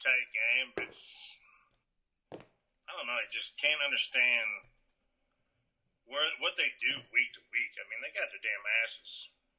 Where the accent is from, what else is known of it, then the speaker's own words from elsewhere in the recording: the Carolinas, United States; this is my home state.